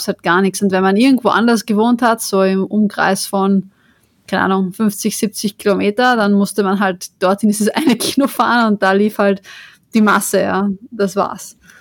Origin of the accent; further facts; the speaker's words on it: Austria; now in Vienna, Austria; ich bin ja auch nicht in Wien aufgewachsen, aber jetzt auch nicht im kompletten Land